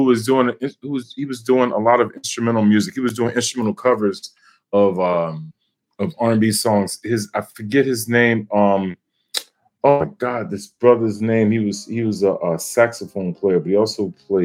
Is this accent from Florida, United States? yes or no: yes; Miami, Florida, United States; also born or lived in Albany, Georgia; I grew up in Miami, so I grew up around a lot of gospel music